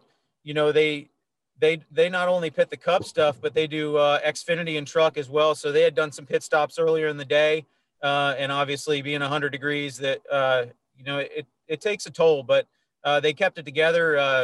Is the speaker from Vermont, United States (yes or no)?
yes; Vermont, United States; moved away; I'm from Vermont.